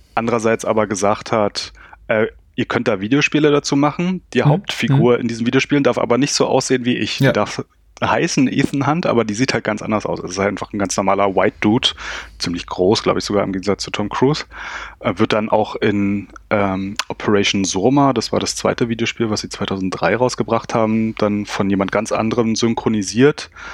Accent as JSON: {"language": "German", "region": "Berlin", "country": "Germany", "said": "ich komme aus dem Berliner Südosten"}